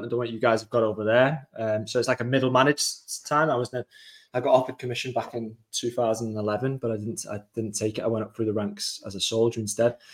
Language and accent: English; England, United Kingdom; I am from England